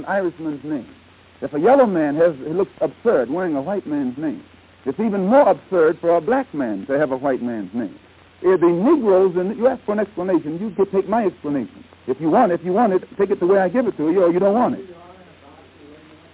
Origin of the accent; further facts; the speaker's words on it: Omaha, Nebraska, United States; I was born in America. Where? In Omaha, Nebraska